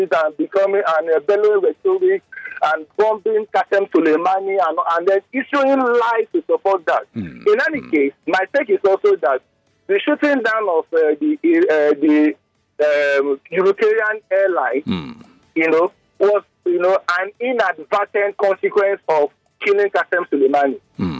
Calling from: Ikeja, Lagos, Nigeria; I'm calling from Ikeja.

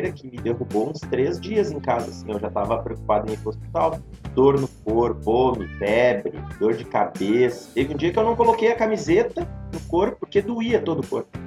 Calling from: Gravataí, Rio Grande do Sul, Brazil; Cara, tô falando de casa, moro em Gravataí, aqui no Rio Grande do Sul.

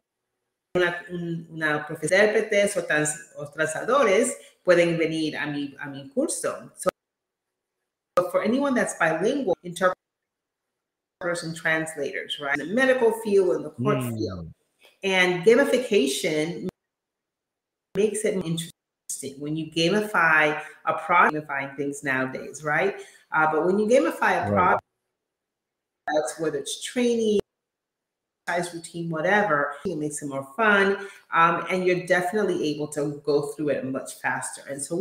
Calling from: Atlanta, Georgia, United States; From Atlanta.

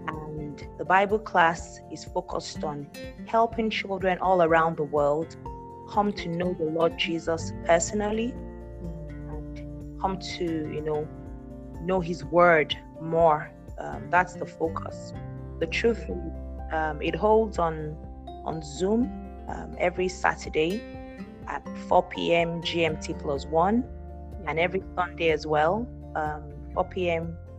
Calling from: Lagos, Nigeria; I'm joining in from Lagos, Nigeria.

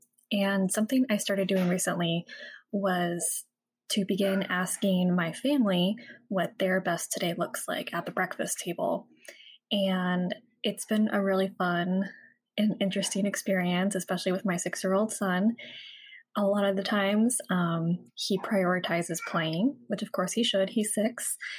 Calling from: San Diego, California, United States; Hi, Shantae. … I am from San Diego, California.

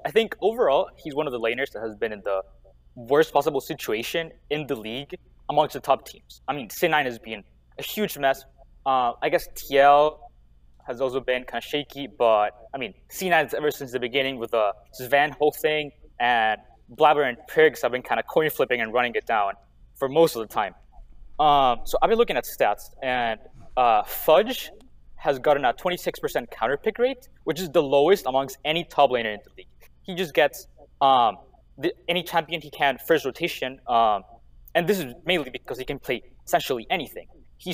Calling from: Colombia; I'm currently in Colombia.

